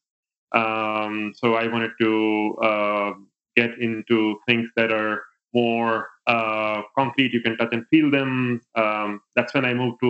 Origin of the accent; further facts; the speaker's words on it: India; moved away as an adult; now in United States; I grew up in India. I did my education from there and even worked for the first 7 years of my career in India. And then I came to the States in 2006